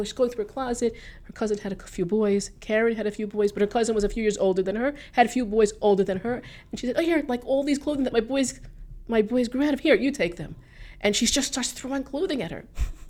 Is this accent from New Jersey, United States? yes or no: yes; Teaneck, New Jersey, United States; also born or lived in Passaic; I grew up in Teaneck